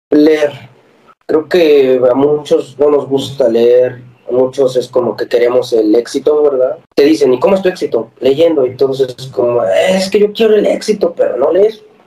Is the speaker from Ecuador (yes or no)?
no; Libres, Puebla, Mexico; moved away as an adult; En mi pueblo hay una universidad, estaba el TEC de Libres